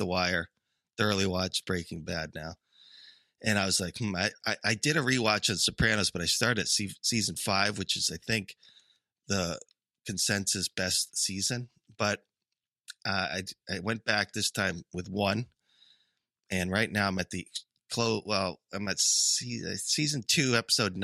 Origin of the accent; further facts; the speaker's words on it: United Kingdom; growing up in Britain